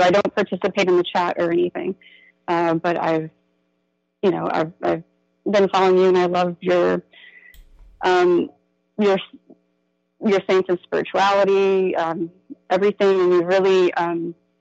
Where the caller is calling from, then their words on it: Central Florida, United States; I'm calling from Central Florida